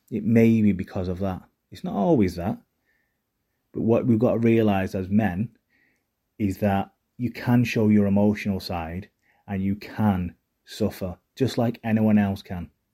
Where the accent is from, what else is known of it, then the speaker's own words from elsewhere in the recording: Manchester, North West England, United Kingdom; accent: Mancunian; I had a Mancunian accent